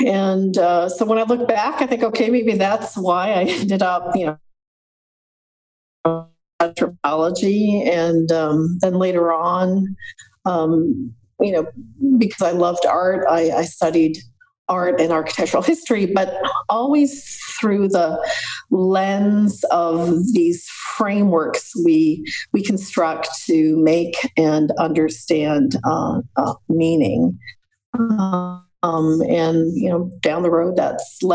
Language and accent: English; Montreal, Quebec, Canada; I grew up in Montreal in Canada at a very turbulent time politically